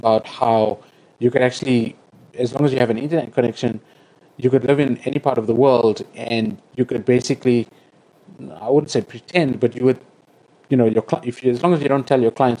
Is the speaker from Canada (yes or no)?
no; South Africa; I'm South African.